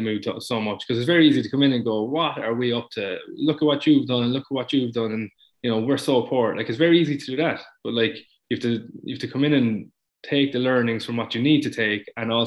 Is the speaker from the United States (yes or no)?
no; Munster, Ireland; I grew up in Munster